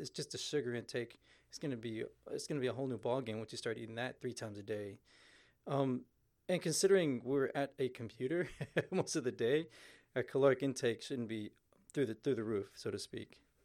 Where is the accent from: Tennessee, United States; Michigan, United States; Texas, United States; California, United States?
Texas, United States; Houston; moved away; originally I'm from Houston